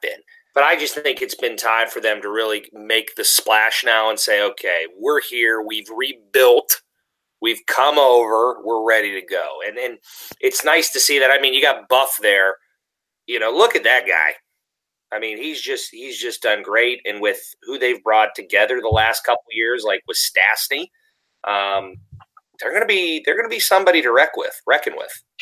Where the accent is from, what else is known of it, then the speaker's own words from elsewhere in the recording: Pittsburgh, Pennsylvania, United States; accent: Yinzer; I'm a dude from Pittsburgh, and we're Yinzers with our hard R's and H's